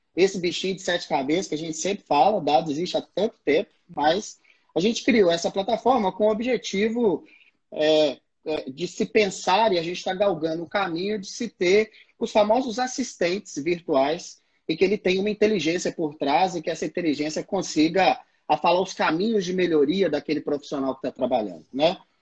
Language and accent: Portuguese; Belo Horizonte, Minas Gerais, Brazil; eu sou aqui de Belo Horizonte, já rodei esse mundão aí já, no Brasil inteiro também.